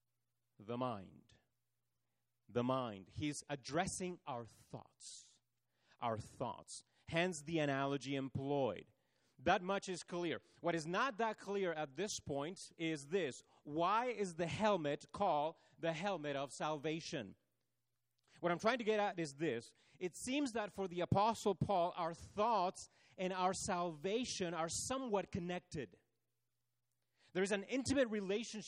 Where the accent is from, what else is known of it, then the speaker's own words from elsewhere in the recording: Chile; moved away; growing up in Chile how our schools would do earthquake drills.